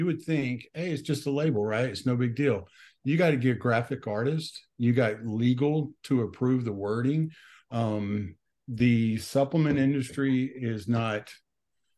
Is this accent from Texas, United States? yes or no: yes; Dallas, Texas, United States; I am from Dallas, Texas